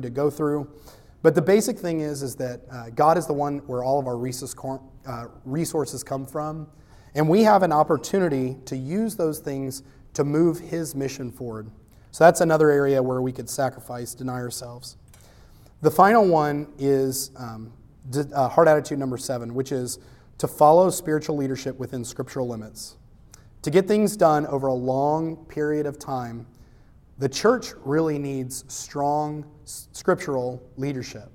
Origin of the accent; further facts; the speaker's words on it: United States; I'm American